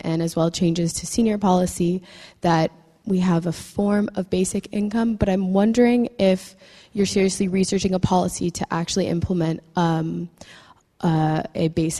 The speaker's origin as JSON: {"language": "English", "country": "Canada", "moved": "as an adult", "lives_now": "London, United Kingdom", "said": "I'm also a Canadian student finishing up my master's at LSE."}